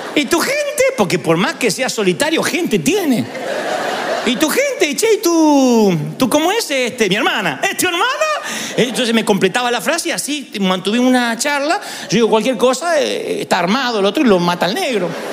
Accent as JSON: {"language": "Spanish", "town": "Billinghurst", "region": "Buenos Aires Province", "country": "Argentina", "tie": "born or raised there", "moved": "yes", "said": "vamos a Billinghurst, a mi, mi barrio natal"}